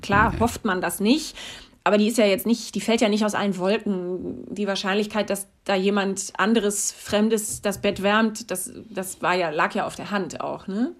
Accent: North Rhine-Westphalia, Germany; also born or lived in Stuttgart / Mecklenburg-Vorpommern; now in Cologne, Germany; aber ich bin im Rheinland aufgewachsen

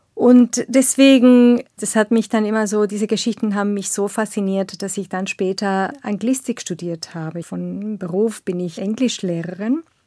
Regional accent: northern Argentina, Argentina; German is a second language; now in Berlin, Germany; ich bin in eine kleine Stadt aufgewachsen in Nordargentinien

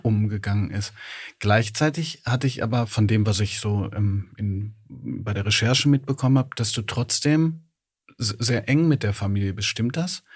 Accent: Ruhr area, North Rhine-Westphalia, Germany; ich bin im Ruhrgebiet aufgewachsen

